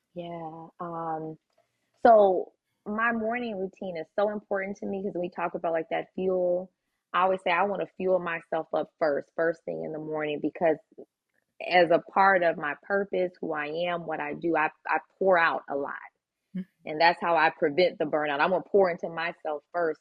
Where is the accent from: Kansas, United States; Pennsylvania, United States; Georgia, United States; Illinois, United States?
Illinois, United States; Chicago; we grew up in Chicago.